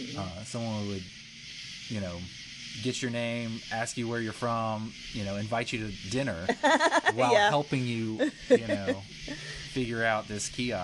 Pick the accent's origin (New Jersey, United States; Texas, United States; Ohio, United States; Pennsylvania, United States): Texas, United States; Katy; now in Alabama, United States; It was much worse growing up in Katy, Texas, the racism there.